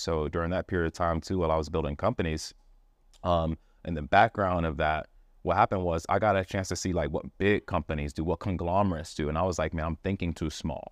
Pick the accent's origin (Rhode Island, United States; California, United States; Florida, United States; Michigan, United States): Florida, United States; Miami; I grew up in Miami